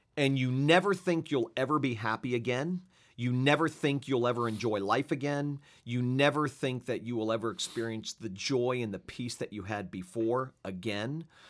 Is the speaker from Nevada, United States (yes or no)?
no; Fort Lauderdale, Florida, United States; moved away as an adult; also born or lived in Switzerland; my hometown of South Florida